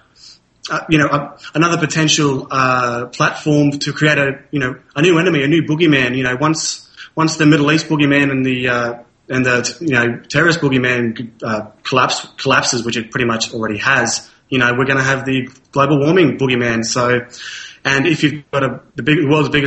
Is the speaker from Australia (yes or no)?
yes; Australia